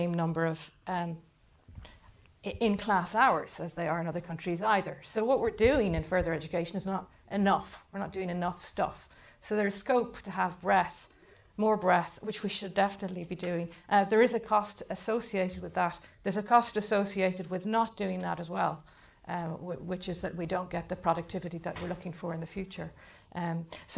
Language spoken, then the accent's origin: English; Ireland; I'm from Ireland. Everybody stays in school till they're 18, and we do the Leaving Certificate